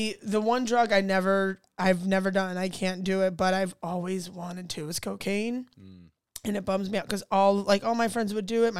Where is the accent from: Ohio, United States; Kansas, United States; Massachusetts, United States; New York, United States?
Ohio, United States; I mean, honestly, I really loved it. This is gonna sound redneck as fuck. I can already tell. But you did a lot of like in the summertime. We went to the lake.